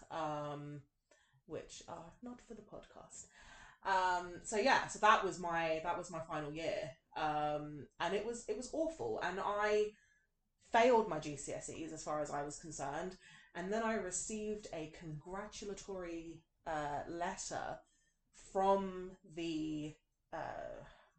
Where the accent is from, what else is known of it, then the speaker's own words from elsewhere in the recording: London, United Kingdom; accent: thick West London; moved away; also born or lived in Wales; growing up in London, growing up in Kensington, Chelsea, you know, and now, like, sometimes people meet me when I'm not talking in my, like, thick West London accent